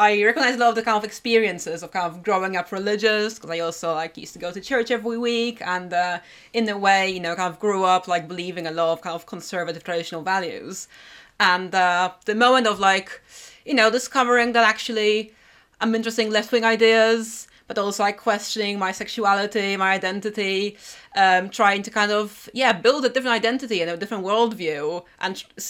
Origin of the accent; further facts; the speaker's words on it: Warsaw, Masovian Voivodeship, Poland; I grew up in Warsaw. So, you know, obviously a big city is a bit of a different experience, right?